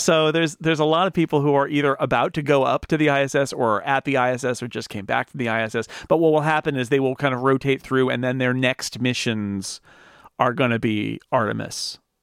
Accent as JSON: {"language": "English", "area": "near Sacramento", "region": "California", "country": "United States", "tie": "born or raised there", "said": "I grew up sort of near Sacramento"}